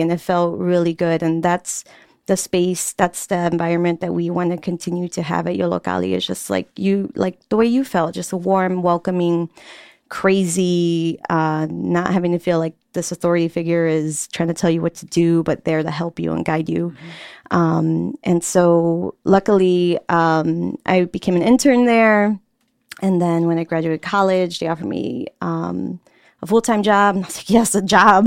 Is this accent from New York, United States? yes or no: no; Chicago, Illinois, United States; also born or lived in Pilsen, Chicago; I'm from Little Village, Word. La Villita. Um, and I grew up there most of my life